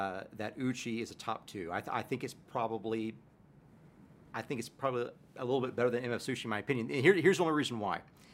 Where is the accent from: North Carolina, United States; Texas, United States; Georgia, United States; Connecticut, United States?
Texas, United States; I'm a Texan boy